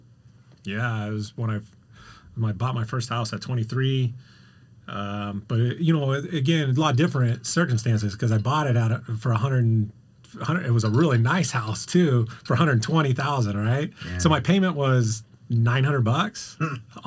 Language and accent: English; Redlands, California, United States; moved away as an adult; also born or lived in Arizona; now in Marietta, United States; So born and raised in Redlands, California